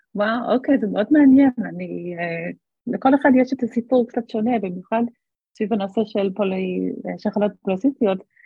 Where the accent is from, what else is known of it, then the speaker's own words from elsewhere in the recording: Australia; moved away as an adult; now in Israel; חזרתי לאוסטרליה לבקש, אה, לבקר את ההורים שלי